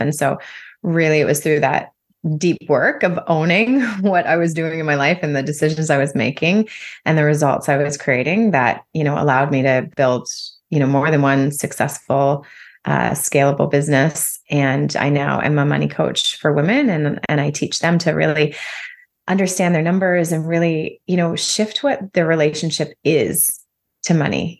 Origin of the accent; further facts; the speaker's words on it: close to Toronto, Ontario, Canada; moved away as an adult; also born or lived in Calgary, Alberta; now in Nosara, Costa Rica; I'm Canadian. I grew up in close to Toronto, um, Ontario, and then spent a number of years living in Calgary, Alberta